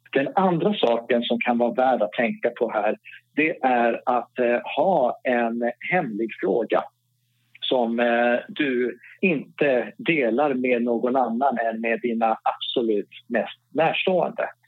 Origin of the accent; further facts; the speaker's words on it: Norrland, Sweden; accent: Norrland R; Jag har norrländska R, jag har inte Stockholms R